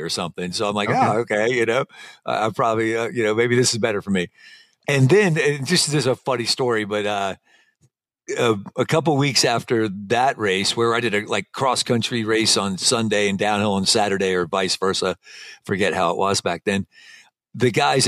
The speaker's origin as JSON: {"language": "English", "region": "Alabama", "country": "United States", "also_born_or_lived": "Colorado / San Diego", "moved": "yes", "said": "I'm from Alabama."}